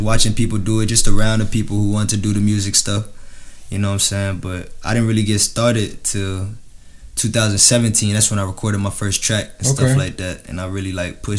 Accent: San Antonio, Texas, United States; moved away as an adult; now in Virginia, United States; I'm from Texas, you know what I'm saying? Born and raised, you know what I'm saying? I moved out to VA, you know what I'm saying? I'm in the Navy, so I'm stationed out here.

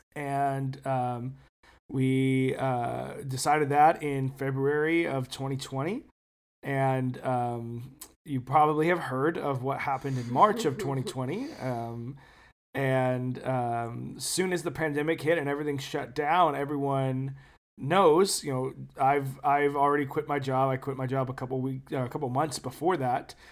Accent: California, United States; moved away as an adult; also born or lived in Chicago / Detroit area, Michigan / Lake Jackson, Texas / Seattle area; growing up in California on the West Coast

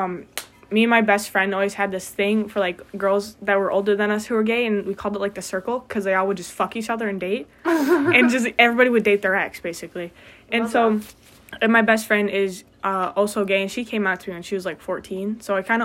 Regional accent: Portage, Michigan, United States; I'm from Portage, which is, like, 45 minutes away. And it's a relatively small town

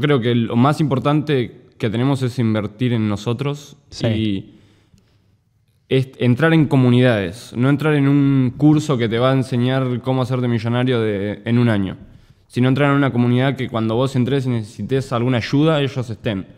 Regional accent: Necochea, Buenos Aires Province, Argentina; moved away as an adult; now in United States; yo soy de Necochea, no soy de Mar del Plata

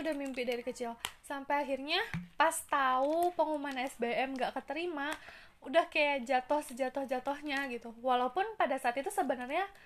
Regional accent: Bandung, West Java, Indonesia; aku kan orang asli Bandung asli dari kecil di sini

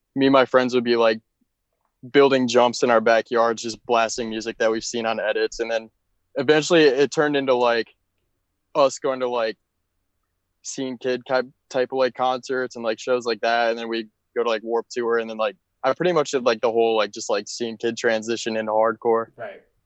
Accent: Minneapolis, Minnesota, United States; now in Daytona, United States; I'm from Minneapolis, but I currently live in Daytona, Florida

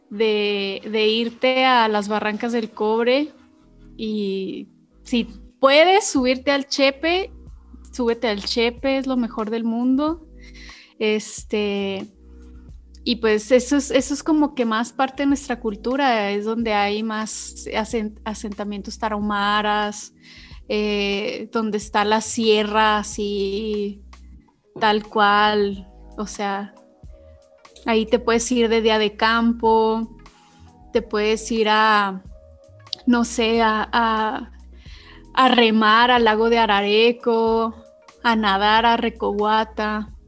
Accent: Chihuahua, Mexico; De Chihuahua.

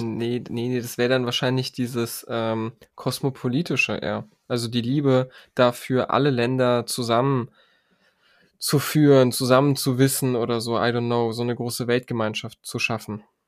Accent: Germany; ich bin in Deutschland geboren, ich habe einen deutschen Pass, ich bin Deutscher

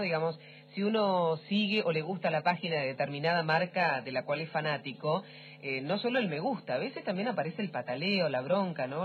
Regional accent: Trelew, Chubut, Argentina; yo soy de Trelew, de Chubut más o menos

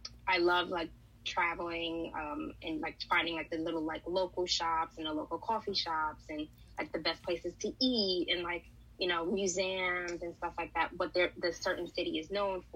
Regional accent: New York City, New York, United States; I'm from New York, I'm from Brooklyn

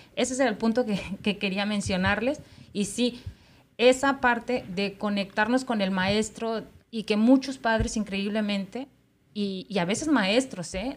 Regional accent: Mexico; now in United States; Acá en Estados Unidos, sobre todo en la gente que somos eh, mexicanos y tenemos nuestros hijos

